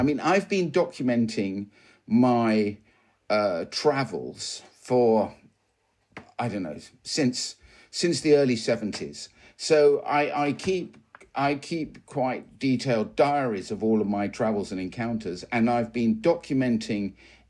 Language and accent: English; South West England, United Kingdom; Well, first of all, you should know I'm a country boy. So I was born and raised in Devon